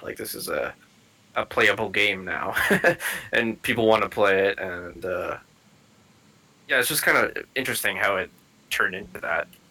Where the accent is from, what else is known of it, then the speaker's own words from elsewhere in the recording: Canada; I'm from Canada.